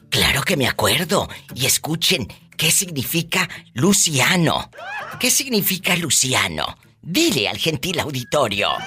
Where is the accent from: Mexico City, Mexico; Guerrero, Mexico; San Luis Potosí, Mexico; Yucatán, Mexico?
Mexico City, Mexico; moved away as an adult; now in Ogden, United States; En el Distrito Federal. ¿Y a, qué edad llegas aquí al norte, de allá de la Ciudad de México? Llegué a la edad de 20 años.